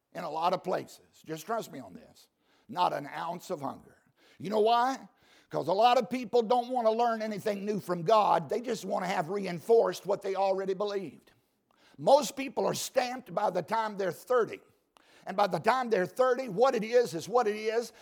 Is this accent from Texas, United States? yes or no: no; Southside Virginia, United States; I grew up in Southside, Virginia, uh, harvesting tobacco